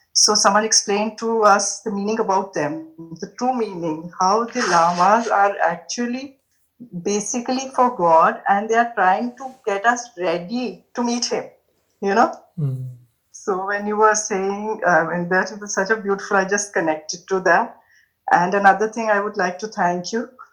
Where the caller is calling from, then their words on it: Punjab, India; I'm calling from India, from Punjab